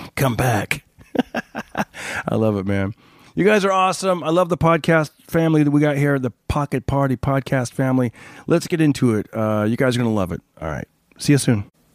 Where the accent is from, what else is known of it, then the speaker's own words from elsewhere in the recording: Clovis, California, United States; now in Los Angeles, United States; my hometown, Clovis, California